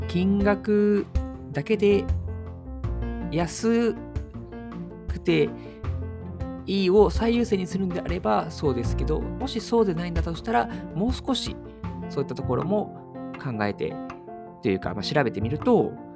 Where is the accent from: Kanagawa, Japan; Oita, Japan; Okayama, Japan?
Okayama, Japan; now in Tokyo, Japan; 僕、地元が岡山なので、年末年始、妻と帰省をするんですけれども